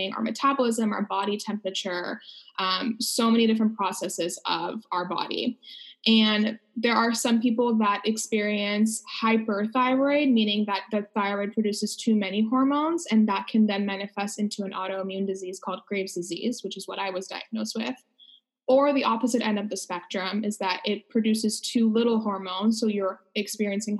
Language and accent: English; Los Angeles, California, United States; I am from Los Angeles